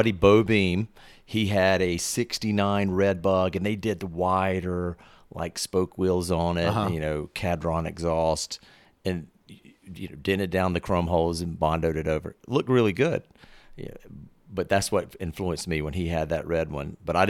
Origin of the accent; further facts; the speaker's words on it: Fort Mill, South Carolina, United States; We're in Rock Hill, South Carolina. I grew up in Fort Mill, which is right near Charlotte.